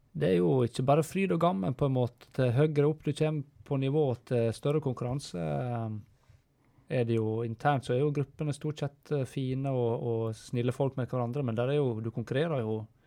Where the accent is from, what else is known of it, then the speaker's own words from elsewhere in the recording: Stryn, Vestland, Norway; jeg kommer jo fra Stryn